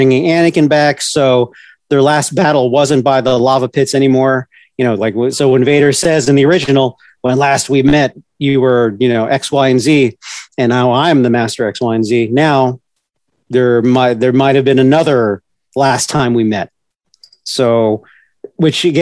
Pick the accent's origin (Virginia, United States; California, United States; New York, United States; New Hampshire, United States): Virginia, United States; Northern; Growing up in Northern Virginia, I was a half hour away from the big city urban side of DC